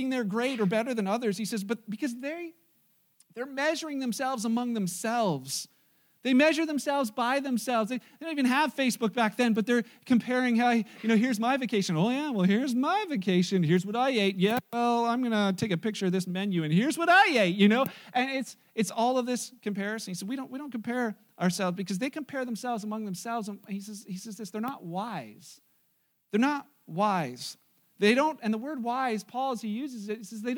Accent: Wellandport, Ontario, Canada; I'm the wabbit from Wellenport

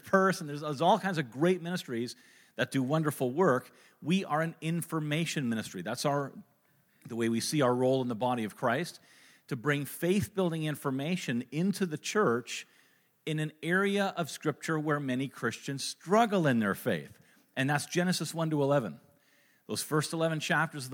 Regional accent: Kitchener, Ontario, Canada; I was born in Kitchener, Ontario

